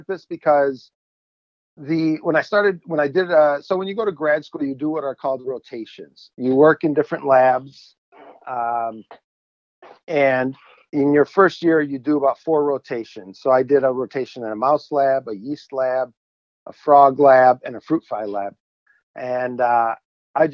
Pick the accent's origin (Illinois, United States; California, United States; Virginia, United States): Illinois, United States; Chicago suburbs; I grew up in Illinois, Chicago suburbs